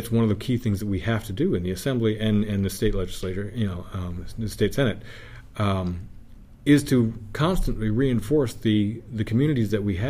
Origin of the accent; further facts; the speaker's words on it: Palmyra, New York, United States; my hometown in Palmyra.